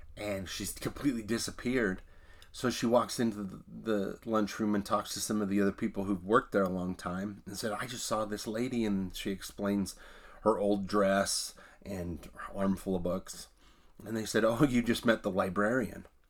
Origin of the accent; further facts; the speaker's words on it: Hyrum, Utah, United States; the home I grew up in was in Hiram